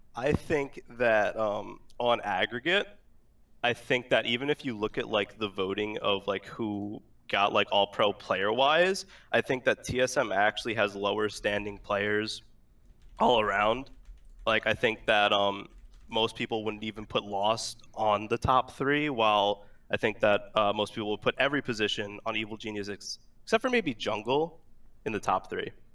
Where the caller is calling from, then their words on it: Long Island, New York, United States; I'm calling from Long Island